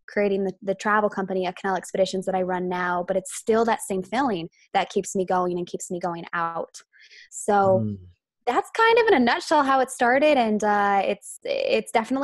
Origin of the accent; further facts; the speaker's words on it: Idaho, United States; I'm from Idaho.